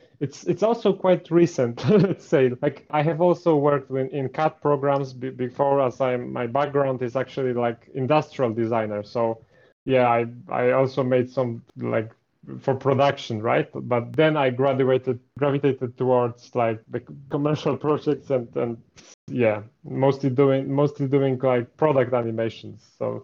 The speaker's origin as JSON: {"language": "English", "country": "Poland", "said": "So I'm actually from Poland. I don't think many people know that, as I don't really advertise that in my builds. And most of the descriptions are in English. So, yeah, I'm from Poland. I'm 26 years old."}